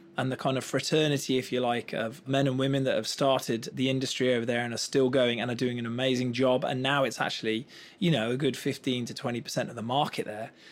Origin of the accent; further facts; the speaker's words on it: Black Country, West Midlands, United Kingdom; And I come from the West Midlands, from a little place called the Black Country.